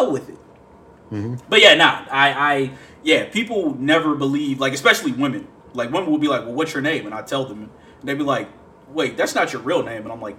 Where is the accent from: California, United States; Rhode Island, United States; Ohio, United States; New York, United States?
Ohio, United States; moved away as an adult; also born or lived in Birmingham, Alabama; I'm going from Ohio to Birmingham